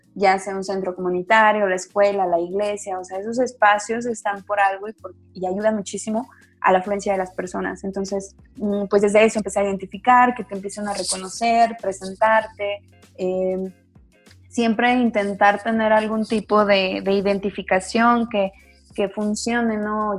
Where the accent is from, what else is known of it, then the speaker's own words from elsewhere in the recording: Zacatecas, Mexico; soy acá de, de Zacatecas